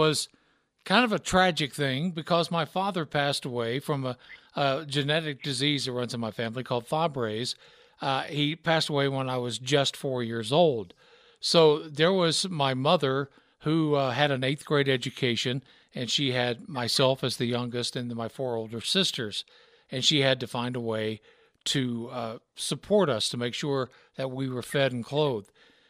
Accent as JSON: {"language": "English", "region": "Deep South", "country": "United States", "tie": "born or raised there", "said": "So that background of growing up in the Deep South and then growing up listening to country, listening to rock and roll, listening to R&B"}